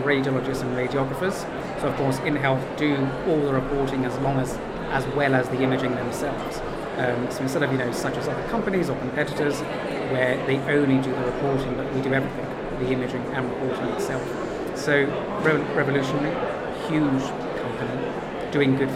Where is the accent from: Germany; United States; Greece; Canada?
Greece; being Greek